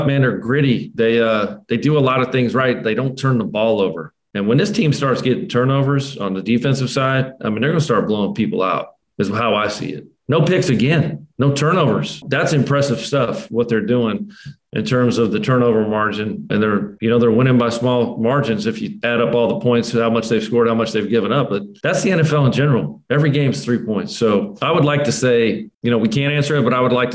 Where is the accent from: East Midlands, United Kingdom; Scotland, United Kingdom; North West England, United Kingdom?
Scotland, United Kingdom; I'm the Scotsman in London